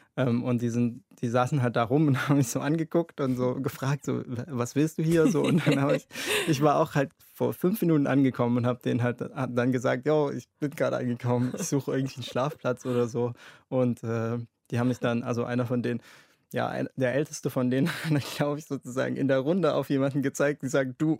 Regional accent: Germany; mein Herkunftsland

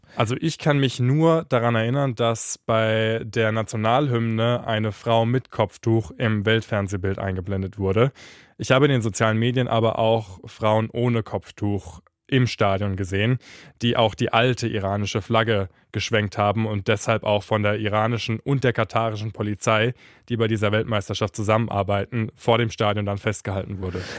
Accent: Germany; Bei uns in Deutschland

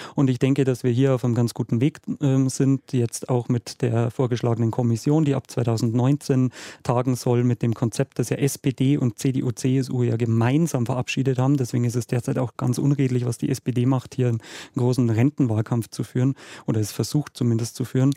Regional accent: Munich, Bavaria, Germany; meine Heimatstadt München

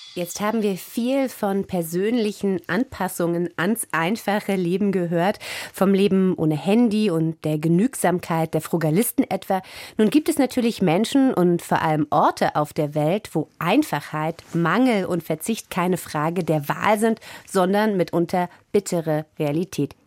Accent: East Germany, Germany; meine Kindheit in der DDR

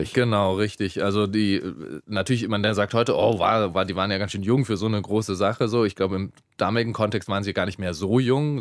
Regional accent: Bavaria, Germany; ich bin in Bayern aufgewachsen

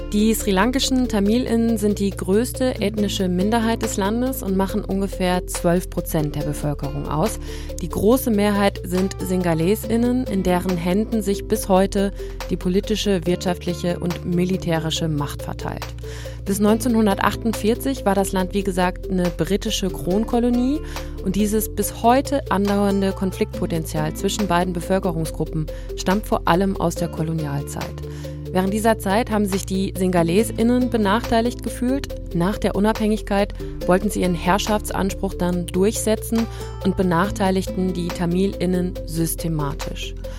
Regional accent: Germany; ich bin deutsch, bin in, in Deutschland geboren, aufgewachsen

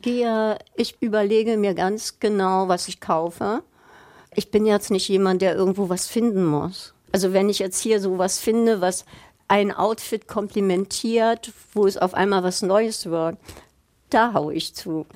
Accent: Berlin, Germany; moved away as an adult; also born or lived in United States; in meiner Heimatstadt

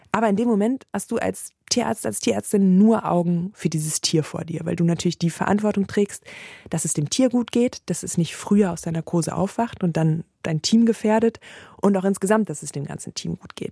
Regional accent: Rhineland, Germany; ich habe natürlich meine Heimat Rheinland, das ist ganz klar, und meine Familie

